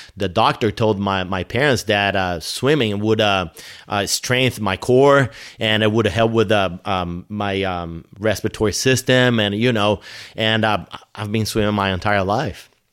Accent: São Paulo, Brazil; English is a second language; moved away as an adult; now in United States; the place where I grew up, it's more like, uh, uh, Manhattan or L A or Chicago

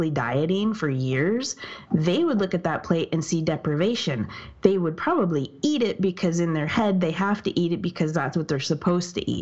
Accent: Canada; I'm Canadian

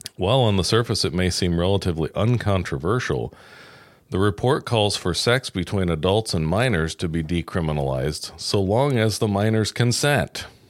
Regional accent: New York, United States; now in Indiana, United States; I'm from New York and it is a freak state

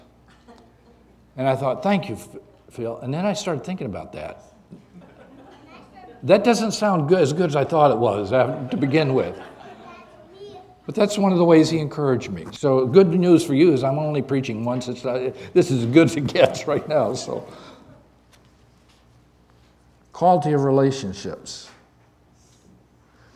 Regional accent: Canada; also born or lived in Dallas, Texas; now in South Boston, United States; I grew up in Canada.

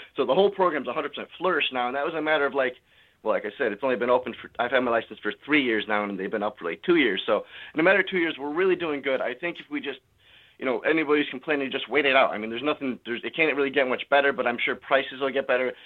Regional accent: California, United States; now in Connecticut, United States; I'm actually from California.

